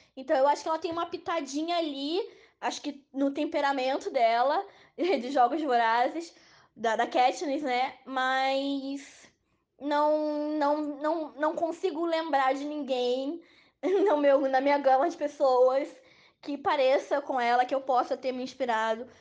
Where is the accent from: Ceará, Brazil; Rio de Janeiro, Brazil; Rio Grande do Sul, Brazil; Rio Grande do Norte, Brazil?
Rio de Janeiro, Brazil; eu sou do Rio de Janeiro